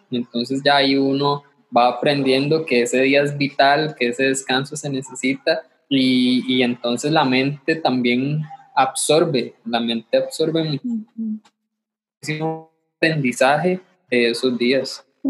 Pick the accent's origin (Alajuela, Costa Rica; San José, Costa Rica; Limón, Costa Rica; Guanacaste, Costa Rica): Limón, Costa Rica; soy, soy de Limón